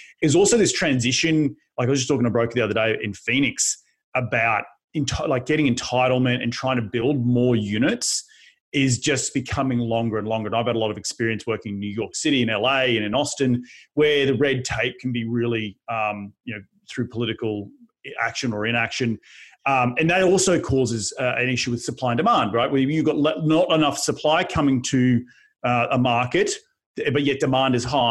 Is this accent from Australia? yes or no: yes; Australia; now in United States; my home country of Australia